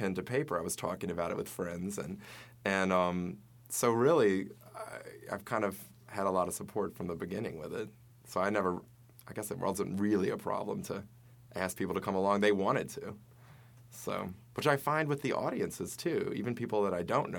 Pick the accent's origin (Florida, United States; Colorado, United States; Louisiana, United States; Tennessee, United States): Louisiana, United States; Baton Rouge; I'm from Louisiana. I'm from Baton Rouge